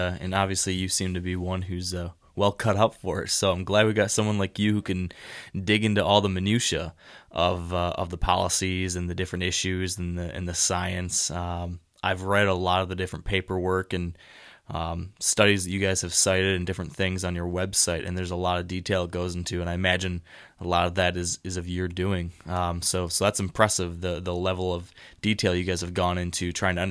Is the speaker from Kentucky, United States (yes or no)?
no; Michigan, United States; I've spent a lot of time in northern Michigan, my home state